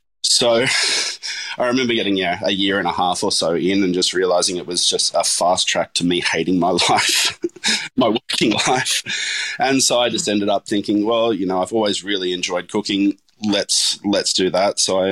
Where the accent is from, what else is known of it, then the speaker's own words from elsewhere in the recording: Lord Howe Island, New South Wales, Australia; I mean, I grew up on Lord Howe Island, so it was a pretty idyllic childhood in a lot of ways